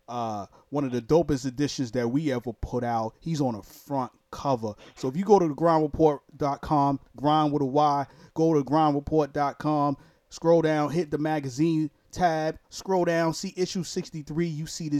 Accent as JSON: {"language": "English", "town": "New York City", "region": "New York", "country": "United States", "moved": "yes", "lives_now": "Jacksonville, United States", "said": "I'm originally from Brooklyn, New York, but I reside right now in Jacksonville, Florida"}